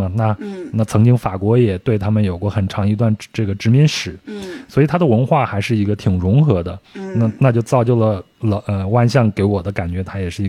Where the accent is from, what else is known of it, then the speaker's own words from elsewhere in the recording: Yunnan, China; 这就太像我们云南那边的小镇的名字了。